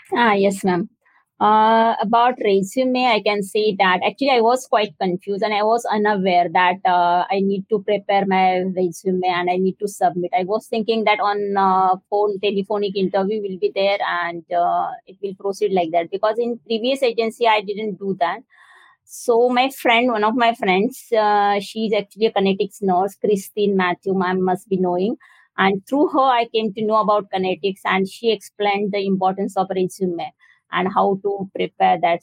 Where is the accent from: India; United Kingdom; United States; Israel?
India; I'm from India. I'm graduated from